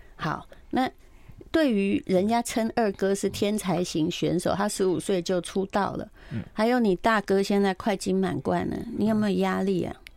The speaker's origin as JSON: {"language": "Chinese", "region": "Yilan County", "country": "Taiwan", "said": "我也是宜兰人"}